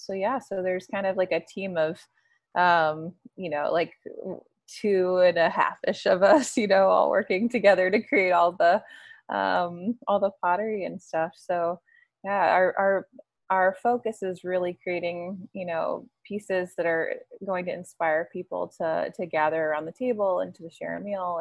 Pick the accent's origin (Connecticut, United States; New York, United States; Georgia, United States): Georgia, United States; Jonesboro; moved away as an adult; also born or lived in Greenville, South Carolina; now in Maine, United States; We're both from Atlanta, Georgia. So a little south of Atlanta in Jonesboro